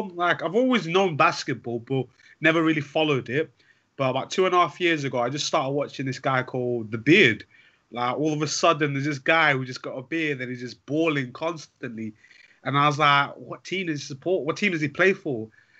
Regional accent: England, United Kingdom; in England, obviously, soccer is a massive thing for us over here.

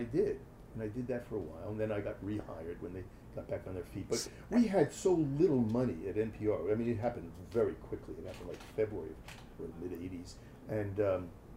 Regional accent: New York City, New York, United States; accent: New York; moved away; also born or lived in Madison, Wisconsin / Washington, D.C.; I'm from Brooklyn

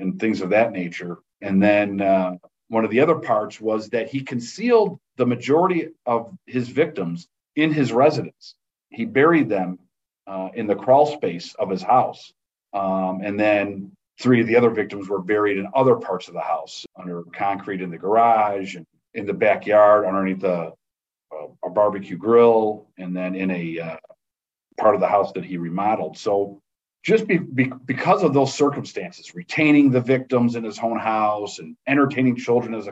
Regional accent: Chicago, Illinois, United States; I was born and raised in Chicago

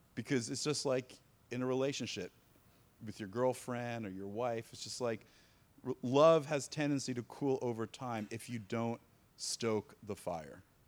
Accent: East Coast, United States; moved away as an adult; also born or lived in North Carolina; I grew up on the East Coast

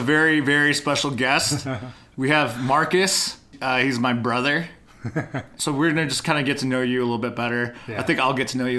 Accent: Chicago, Illinois, United States; I was born in Chicago.

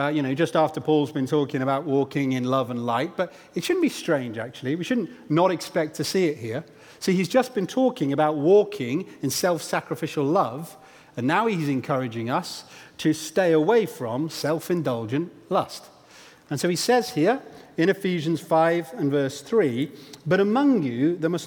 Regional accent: Stamford, Bourne, East Midlands, United Kingdom; when I was about 10 years old, I think, we moved house from Stamford to the aforementioned Bourne.

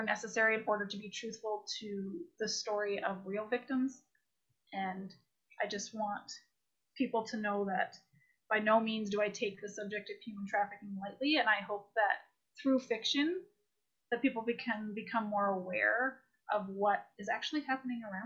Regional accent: Toronto, Ontario, Canada; I grew up in Toronto area, Scarborough, Oshawa area

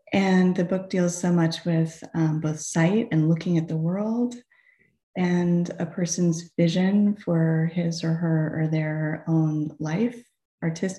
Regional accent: New England, United States; moved away as an adult; also born or lived in Boston / Tucson, Arizona; growing up in New England, going to college in New England, and then living in Boston after college

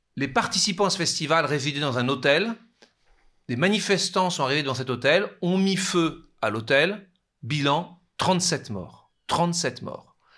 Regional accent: France; chez nous, en France

